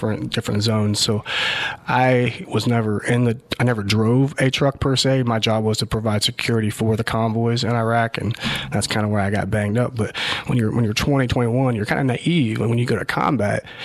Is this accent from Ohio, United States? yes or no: yes; Zanesville, Ohio, United States; also born or lived in Chicago, Illinois / Columbus, Ohio; now in Powell, United States; Originally from Ohio, from the Zanesville area.